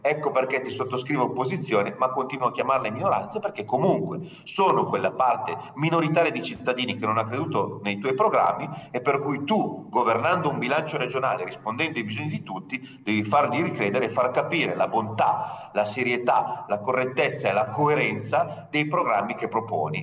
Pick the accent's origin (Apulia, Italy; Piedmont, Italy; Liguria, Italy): Piedmont, Italy; dalle nostre parti in Piemonte si vive producendo